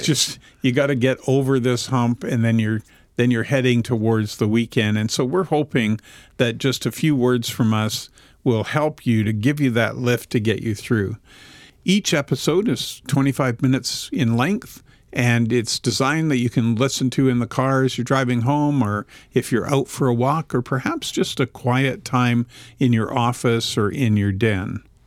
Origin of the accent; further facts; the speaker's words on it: Vancouver, British Columbia, Canada; We are actually recording this podcast in Vancouver at Whitewater Productions. We have Roy Salmond as our producer. So we're in my hometown.